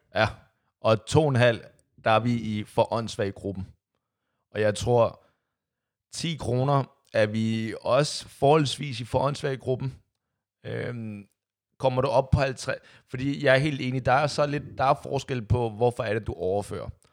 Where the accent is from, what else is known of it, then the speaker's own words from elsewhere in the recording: Copenhagen, Capital Region of Denmark, Denmark; der, hvor jeg kommer fra, Amager